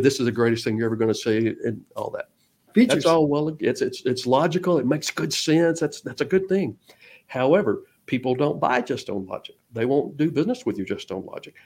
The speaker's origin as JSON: {"language": "English", "region": "Georgia", "country": "United States", "moved": "yes", "lives_now": "Texas, United States", "said": "I'm originally from Georgia"}